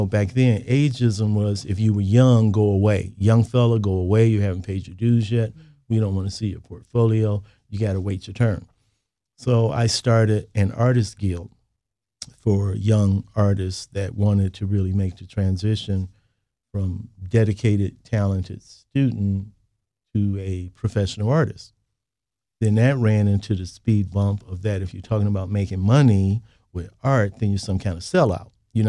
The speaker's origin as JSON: {"language": "English", "town": "Chicago", "region": "Illinois", "country": "United States", "tie": "born or raised there", "said": "You know, I was born and raised in Chicago. I consider Chicago a good place, obviously, to be an artist and to be a creative person. I attended public school here."}